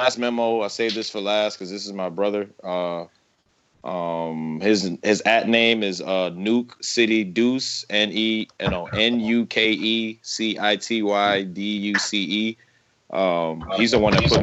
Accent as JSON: {"language": "English", "town": "Chicago", "region": "Illinois", "country": "United States", "said": "Like Chicago, we kind of say, like, motherfucking"}